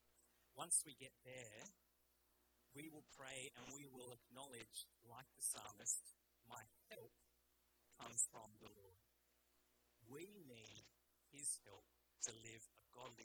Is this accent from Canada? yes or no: no; Australia; also born or lived in England; My parents, Malaysian Chinese, I was born in England, grew up in Australia.